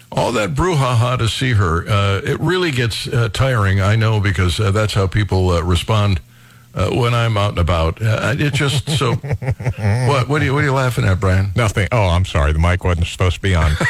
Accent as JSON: {"language": "English", "town": "Cleveland Heights", "region": "Ohio", "country": "United States", "tie": "born or raised there", "said": "Cleveland Heights, uh, where I was raised"}